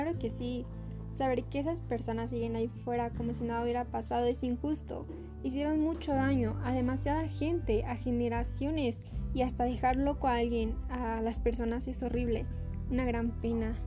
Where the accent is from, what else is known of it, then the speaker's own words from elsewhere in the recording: Mexico; Yo soy mexicana